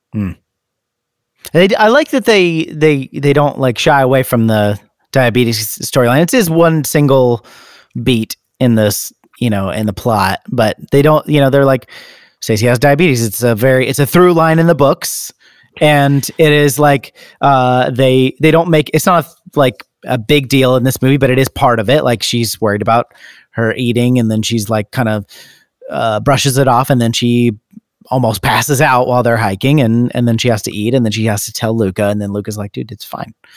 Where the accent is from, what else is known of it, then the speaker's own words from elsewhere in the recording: United States; we're American